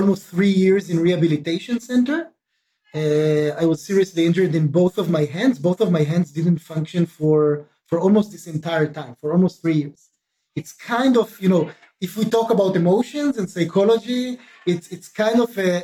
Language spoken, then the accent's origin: English; Israel; I was born and raised in Israel